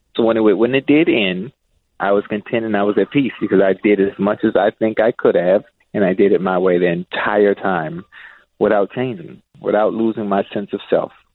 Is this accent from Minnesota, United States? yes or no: no; Miami, Florida, United States; as a young kid growing up in Liberty City